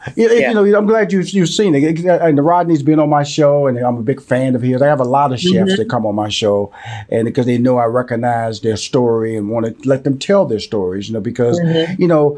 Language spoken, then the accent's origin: English; Houston, Texas, United States; And I'm from Houston, Texas, born and raised. And so I'm a Southern boy.